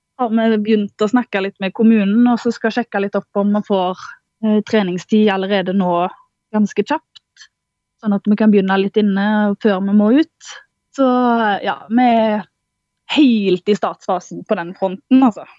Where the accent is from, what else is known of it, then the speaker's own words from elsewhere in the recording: Karmøy, Rogaland, Norway; moved away as an adult; now in Bardu, Norway; Jeg er født og oppvokst på Karmøy